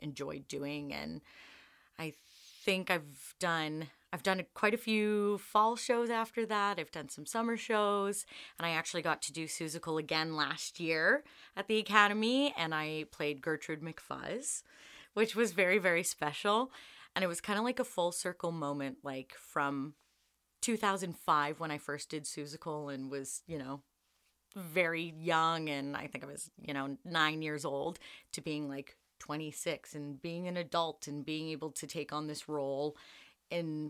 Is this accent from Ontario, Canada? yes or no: yes; Lindsay, Ontario, Canada; I'm from Lindsay, Ontario